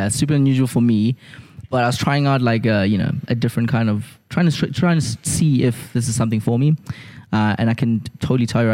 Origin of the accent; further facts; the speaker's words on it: Durban, KwaZulu-Natal, South Africa; I'm from Durban